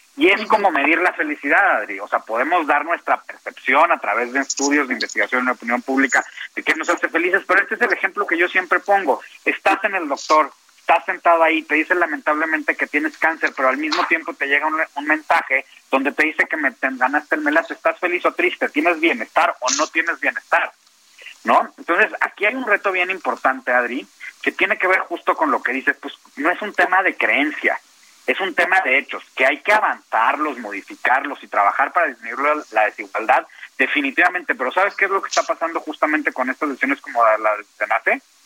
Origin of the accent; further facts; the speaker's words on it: Mexico; no soy un mal mexicano